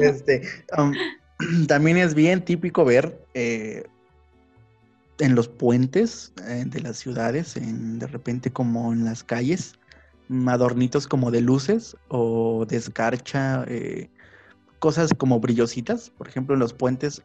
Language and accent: Spanish; Mexico; Son platillos que nos representan como mexicanos